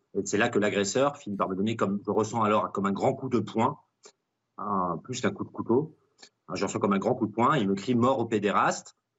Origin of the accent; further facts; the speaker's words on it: Dijon, Bourgogne-Franche-Comté, France; moved away as an adult; Dijon est ma ville natale, j'ai grandi 27 ans